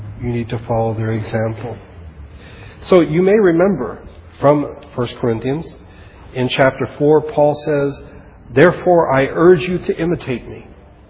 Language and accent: English; Philippines; I remembered when growing up in the Philippines that occasionally my parents would get a letter from an old friend of theirs, either from the military, my parents were both in the army, or from Bible college, or from churches.